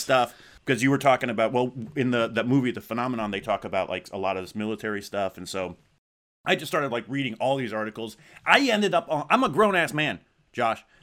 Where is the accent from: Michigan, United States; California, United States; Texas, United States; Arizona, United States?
Arizona, United States; growing up in Zona